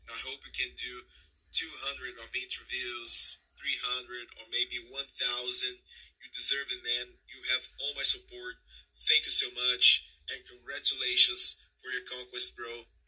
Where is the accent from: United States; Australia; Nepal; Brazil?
Brazil; I'm a musician from Brazil